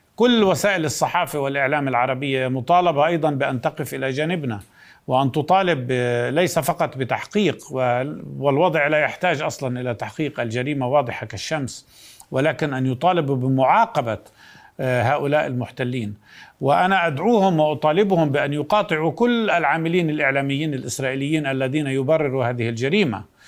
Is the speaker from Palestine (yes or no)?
yes; Palestine; بنفسنا أولا كفلسطينيين